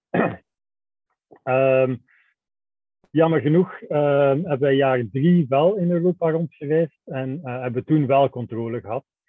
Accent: Belgium; wij zijn, wij zijn Belgen

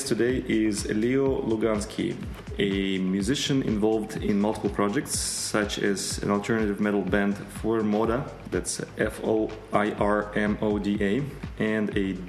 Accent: Russia; English is a second language; I think it's the first episode I am talking to another fellow Russian in English

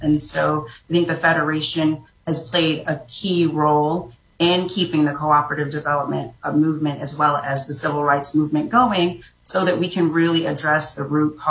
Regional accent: Jamaica; I'm originally from Jamaica. My grandfather and my great-grandfather were both immigrants from China to Jamaica.

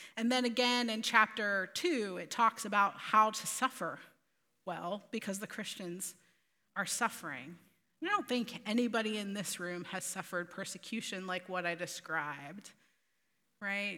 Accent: Altoona, Pennsylvania, United States; moved away as an adult; also born or lived in Terre Haute, Indiana; I am from Altoona. I was born and raised

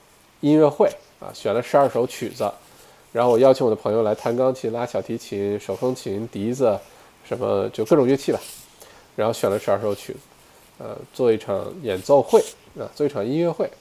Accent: Beijing, China; 猫本鱼肯定不是北京人，这点可以确定，因为我是，哈哈。OK，猫本鱼你好，对吧？北京人就觉得我没有北京口音，然后北京以外的人都觉得我有北京口音

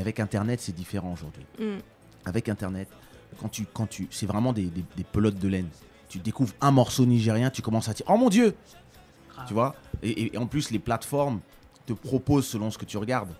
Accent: France; also born or lived in Kinshasa, DR Congo; j'ai grandi en France dans les années 80

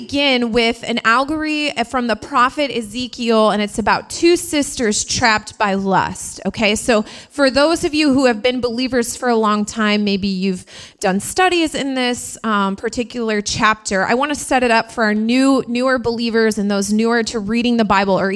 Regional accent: Indiana, United States; now in New York, United States; I'm from Indiana, and where I'm from, you thought it was cold here

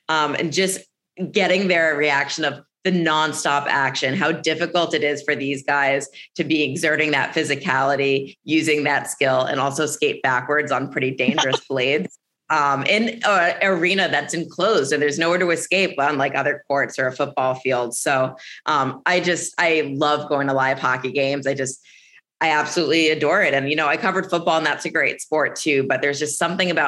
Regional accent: Montclair, New Jersey, United States; moved away; I grew up in Montclair, New Jersey

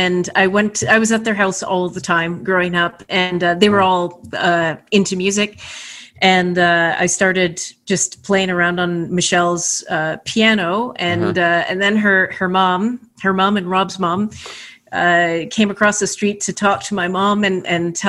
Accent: Kitchener, Ontario, Canada; moved away; I grew up in Kitchener

